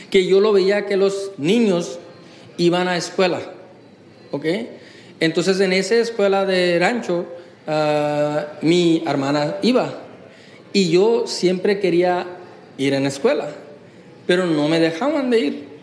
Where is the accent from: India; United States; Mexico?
India; Durgapur, West Bengal; born there; Spanish is a second language; Entonces ahí yo nací en Durgapur, West Bengal, y mm, era un punto de felicidad para la familia.